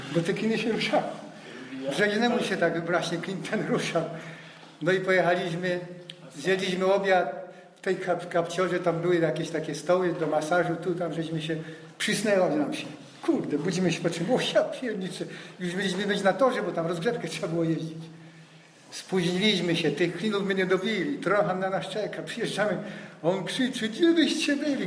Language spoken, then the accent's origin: Polish; about 50 km outside Wrocław, Lower Silesian Voivodeship, Poland; mieszkałem spoza Wrocławia. Nie mieszkałem, nie jestem z Wrocławia. Pięćdziesiąt kilometrów